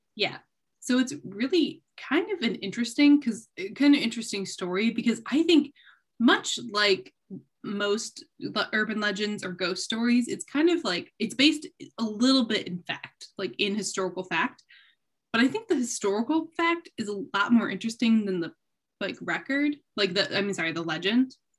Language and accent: English; Jackson, Michigan, United States; born or raised there